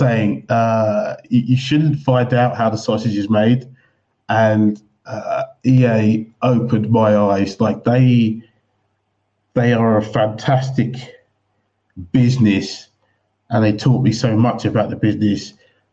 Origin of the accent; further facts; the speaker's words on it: England, United Kingdom; moved away as an adult; Growing up in England